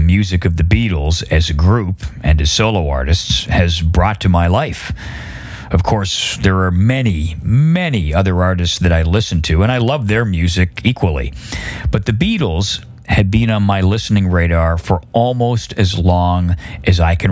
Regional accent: Oshawa, Ontario, Canada; I grew up in Oshawa, Ontario, Canada

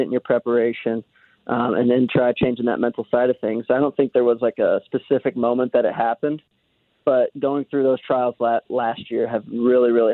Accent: Swansea, Illinois, United States; I'm actually from a small town on the east side of the Mississippi River, right outside St. Louis, called Swansea, Illinois.

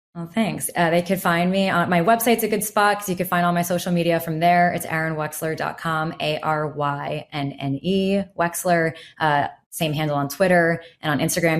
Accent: New York, United States; I'll just say, "New York."

